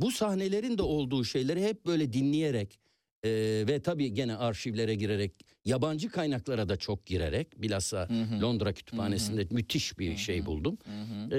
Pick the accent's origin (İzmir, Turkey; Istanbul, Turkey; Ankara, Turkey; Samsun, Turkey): Istanbul, Turkey; Ben İstanbul Yeni Leventliyim.